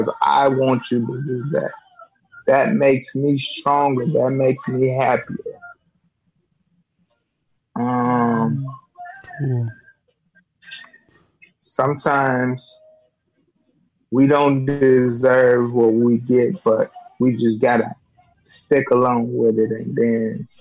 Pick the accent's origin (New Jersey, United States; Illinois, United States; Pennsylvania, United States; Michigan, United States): Illinois, United States; Ford Heights; I was raised in Four Heights, Illinois